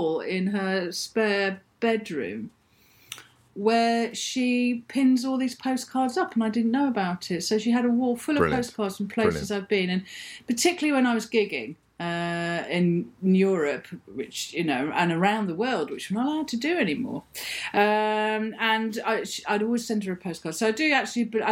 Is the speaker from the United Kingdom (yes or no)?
yes; Birmingham, West Midlands, United Kingdom; moved away as an adult; also born or lived in London / Stoke Newington, London; I was brought up in Birmingham after Mum and Dad broke up. And I was in Birmingham from the age of about 4 to the age of 22